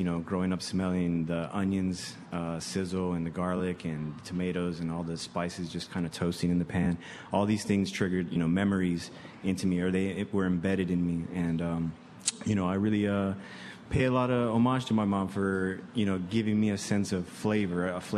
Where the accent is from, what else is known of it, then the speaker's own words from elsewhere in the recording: Chicago, Illinois, United States; I grew up on the South and the West Side